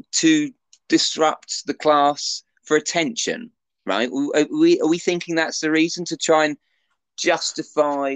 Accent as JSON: {"language": "English", "country": "United Kingdom", "said": "as UK British people"}